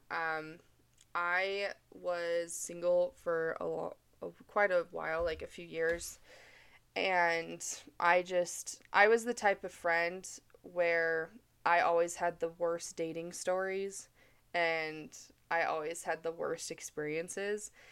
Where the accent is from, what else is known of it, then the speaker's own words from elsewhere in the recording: Mesa, Arizona, United States; moved away as an adult; now in Utah, United States; I'm originally from Mesa, Arizona